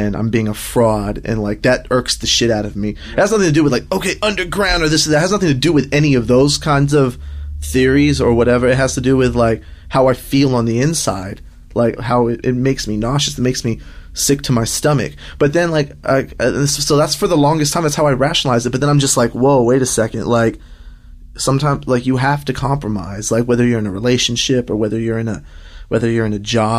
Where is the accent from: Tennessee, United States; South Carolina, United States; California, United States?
California, United States; Los Angeles; also born or lived in Riverside County, California; Riverside County, because I was born in East Los Angeles